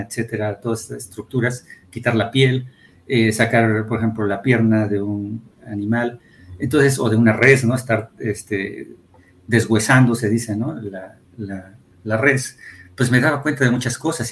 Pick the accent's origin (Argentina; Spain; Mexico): Mexico; Atlixco, Puebla; also born or lived in Mexico City; yo nací en el Distrito Federal, pero viví mi niñez allá en, en Atlisco